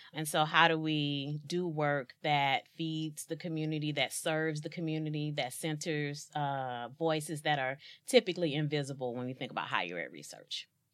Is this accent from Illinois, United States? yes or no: yes; East St. Louis, Illinois, United States; born and raised in East Saint Louis, Illinois